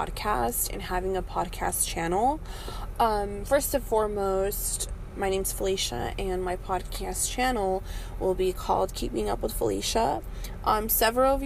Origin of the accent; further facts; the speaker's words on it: California, United States; moved away as an adult; also born or lived in Michigan; now in Detroit area, Michigan, United States; I was previously living in California, which was born and raised in California.